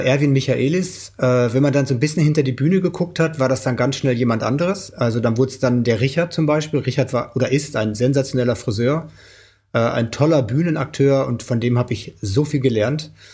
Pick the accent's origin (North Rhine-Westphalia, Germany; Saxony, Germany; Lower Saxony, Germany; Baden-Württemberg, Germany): North Rhine-Westphalia, Germany; Oelde; bei uns in Oelde, in meiner Heimat